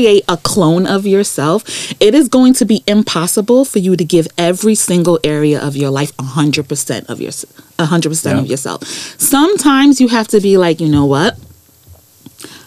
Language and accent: English; New York City, New York, United States; also born or lived in London; I grew up in Brooklyn